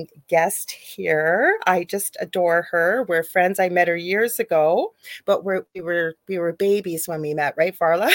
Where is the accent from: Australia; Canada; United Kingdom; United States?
Canada; I'm a Canadian spiritual psychic medium